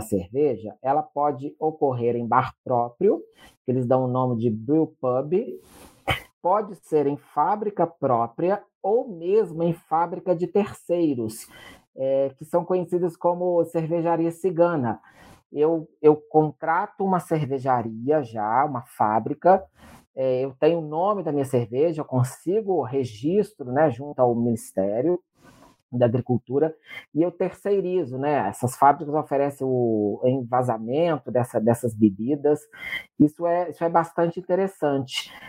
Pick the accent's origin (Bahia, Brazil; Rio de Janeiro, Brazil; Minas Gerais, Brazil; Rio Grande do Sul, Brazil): Minas Gerais, Brazil; Juiz de Fora; eu sou da cidade de Juiz de Fora